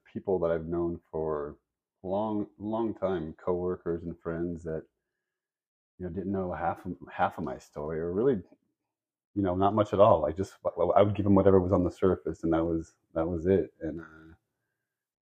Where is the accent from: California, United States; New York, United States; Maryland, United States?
California, United States; Central; we grew up in Central California